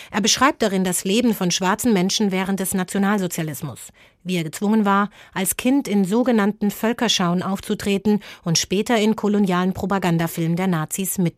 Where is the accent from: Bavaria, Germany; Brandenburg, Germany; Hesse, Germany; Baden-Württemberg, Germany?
Brandenburg, Germany; Cottbus; Natürlich fragt mich jemand, wo ich herkomme. Und wenn ich dann sage, ich komme aus Cottbus